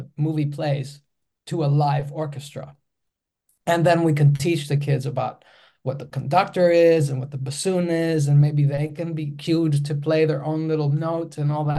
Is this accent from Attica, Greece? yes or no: yes; Athens, Attica, Greece; English is a second language; I come from Athens, Greece, and Greece is a small country. And I grew up in a small suburb in Athens, and I'm speaking a different language